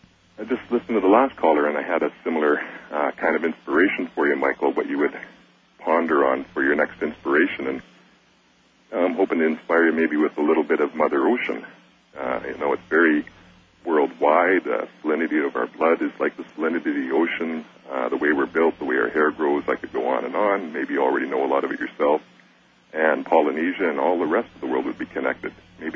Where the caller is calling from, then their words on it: British Columbia, Canada; Sitting on a very small island way out on the west coast of Canada.